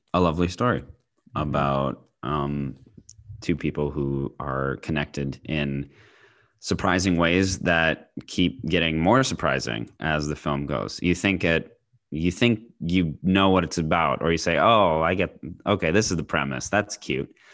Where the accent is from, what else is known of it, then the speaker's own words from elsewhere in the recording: United States; as an American